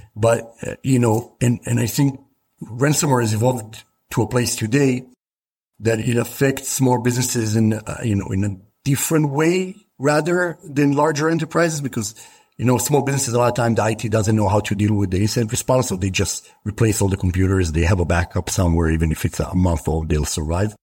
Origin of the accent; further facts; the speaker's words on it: Israel; I grew up in Israel